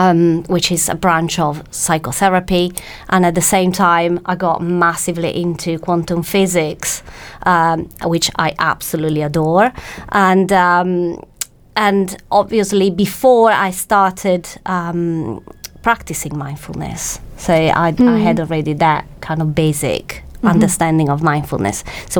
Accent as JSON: {"language": "English", "country": "Italy", "second_language": "English", "lives_now": "United Kingdom", "said": "Well, my fellow Italians say I speak perfect English with actually a perfect English accent."}